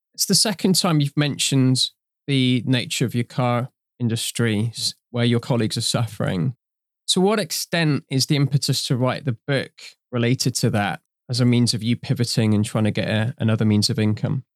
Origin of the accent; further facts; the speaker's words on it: Trinidad & Tobago; I'm from Trinidad in her origin. I've grown up in that kind of culture as well